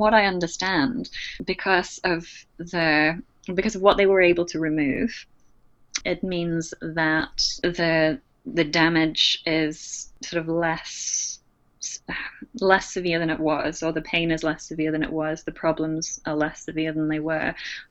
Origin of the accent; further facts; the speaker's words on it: United Kingdom; moved away as an adult; now in Australia; my status as a Brit in Australia